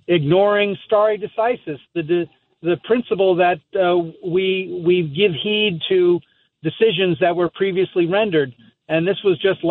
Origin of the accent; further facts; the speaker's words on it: Seaford, New York, United States; moved away; we're both from Seaford, New York originally